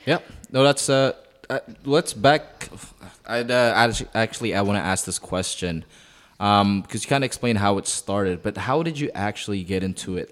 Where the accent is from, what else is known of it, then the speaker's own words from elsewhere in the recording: Canada; also born or lived in Philippines; I'm, I'm Canadian